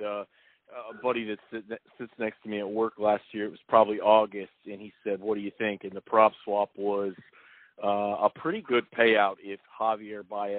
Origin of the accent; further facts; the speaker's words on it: Midwest, United States; they could tell I was from the Midwest, you know.